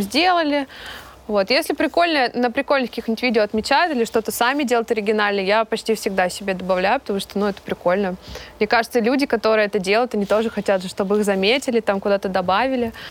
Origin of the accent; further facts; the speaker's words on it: Kemerovo, Kemerovo Oblast, Russia; я родом, а, из Сибири, из Кемерово